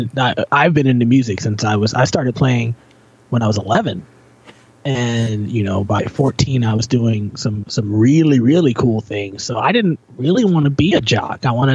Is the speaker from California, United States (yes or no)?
no; Virginia, United States; now in Toronto, Canada; I grew up in Virginia.